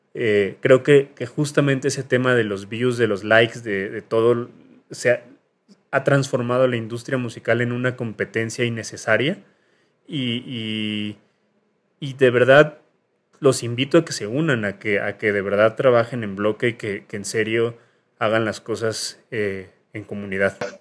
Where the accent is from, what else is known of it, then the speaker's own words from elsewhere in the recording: Mexico City, Mexico; yo soy de Lindavista